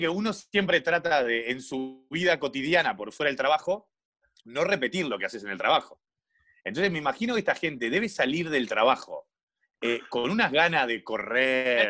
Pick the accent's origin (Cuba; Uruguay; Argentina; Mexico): Uruguay; Montevideo; yo soy de Malvin Norte